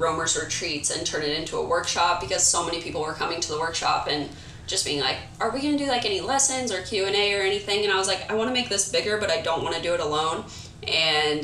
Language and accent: English; Kansas, United States; moved away as an adult; now in Southern California, United States; I live in Southern California. I'm originally from Kansas